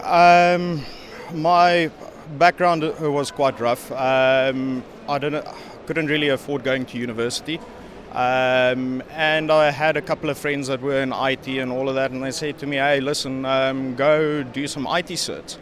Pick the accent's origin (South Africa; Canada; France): South Africa; moved away as an adult; now in Netherlands; I'm originally from South Africa, now living in the Netherlands.